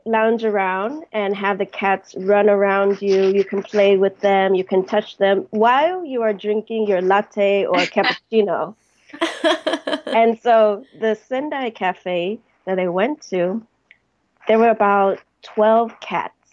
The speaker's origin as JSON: {"language": "English", "region": "California", "country": "United States", "moved": "as an adult", "lives_now": "Seoul, South Korea", "said": "from California"}